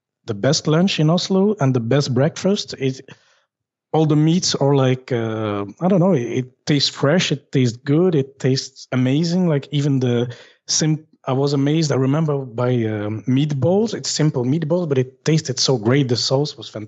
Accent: Belgium; I'm from Belgium

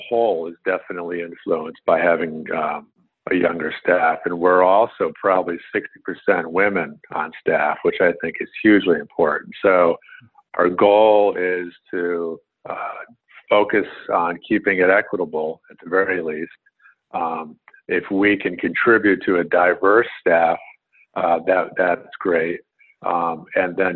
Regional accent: Woodbury, Connecticut, United States; I grew up in a small rural town in Connecticut. I grew up in Woodbury, Connecticut

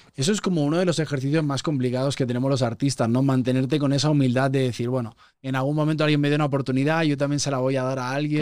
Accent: Spain; moved away as an adult; now in Mexico City, Mexico; Yo llevo cinco años viviendo aquí, soy español, me siento medio chilango ya

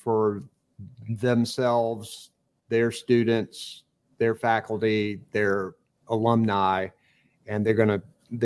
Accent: Eastern North Carolina, United States; I grew up in Eastern North Carolina, and East Carolina is a bedrock institution there

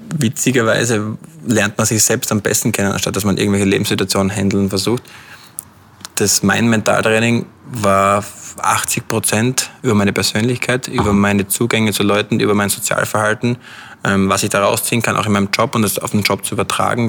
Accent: Austria; moved away as an adult; now in London, United Kingdom; als Österreicher

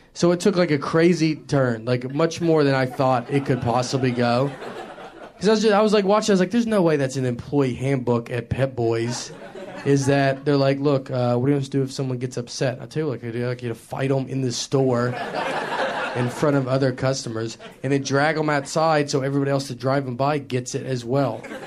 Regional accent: the South, United States; accent: southern; also born or lived in New York; I grew up in the South my entire life

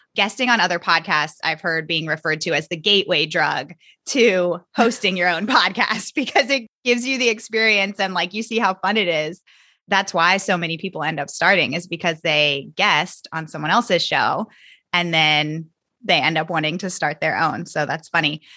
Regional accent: Virginia, United States; I am from Virginia and that's where I taught

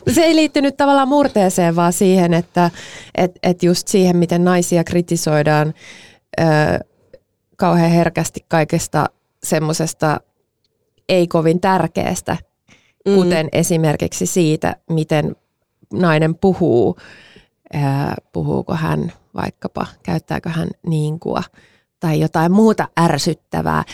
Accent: Mäntsälä, Uusimaa, Finland; mä kasvoin Mäntsälässä

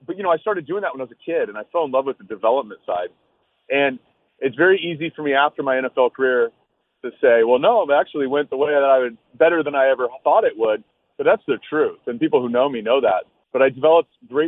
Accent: Dana Point, California, United States; we run a little program in Dana Point, California, my hometown.

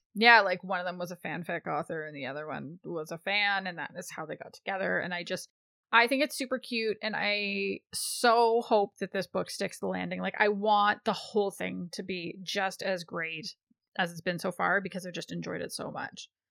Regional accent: Canada; I'm Canadian

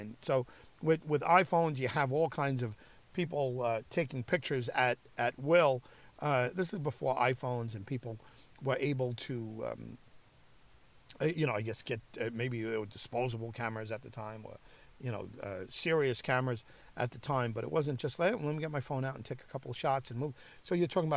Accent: Long Island, New York, United States; I'm from Long Island

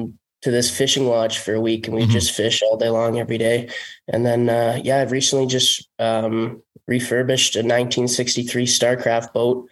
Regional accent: North Bay, Ontario, Canada; Well, small town. Mm-hmm. It was kind of just hockey focused my entire childhood, which was awesome. Yeah. The population here is only like 50, 60,000 people.

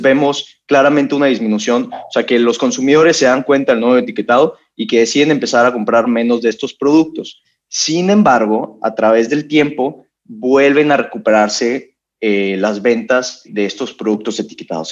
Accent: Monterrey, Nuevo León, Mexico; yo soy regio

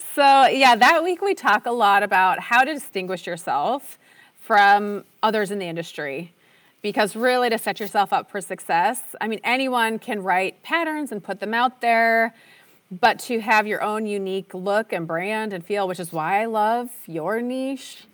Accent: Minnesota, United States; moved away as an adult; also born or lived in Utah; I grew up in Minnesota

